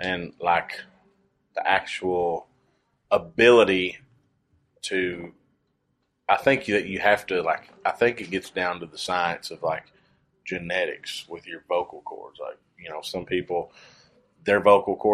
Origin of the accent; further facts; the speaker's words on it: Kentucky, United States; we're both from Kentucky